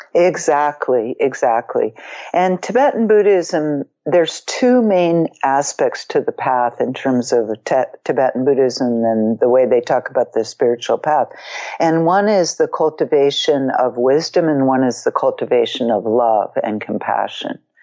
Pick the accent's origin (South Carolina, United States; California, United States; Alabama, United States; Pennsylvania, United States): California, United States; Marin; growing up in Marin as a teenager in the late 60s